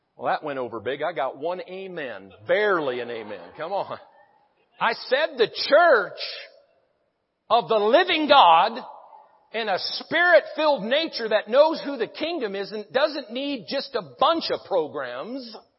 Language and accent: English; Branson, Missouri, United States; I'm from Branson, Missouri